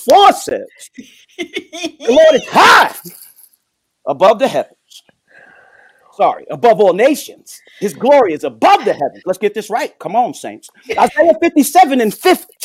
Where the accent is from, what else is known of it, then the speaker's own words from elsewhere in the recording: New York, United States; I'm from New York.